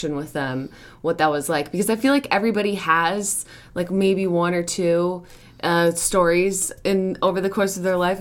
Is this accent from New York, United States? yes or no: yes; Rochester, New York, United States; I grew up in upstate New York. I grew up in Rochester.